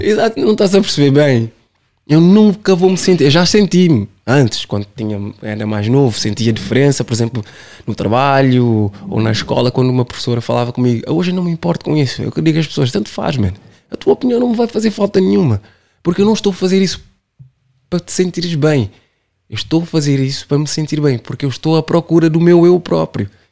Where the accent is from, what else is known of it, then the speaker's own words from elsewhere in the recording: Cape Verde; Eu sou Caverdiano sempre